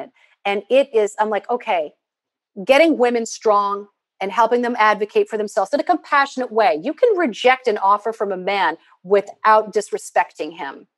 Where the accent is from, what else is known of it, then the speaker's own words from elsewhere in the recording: Midwest, United States; I'm from the Midwest